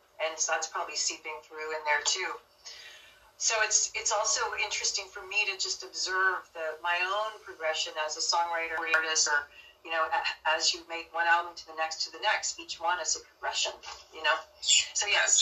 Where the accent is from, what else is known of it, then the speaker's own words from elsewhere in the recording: Dayton, Ohio, United States; moved away; I was born in Dayton, Ohio.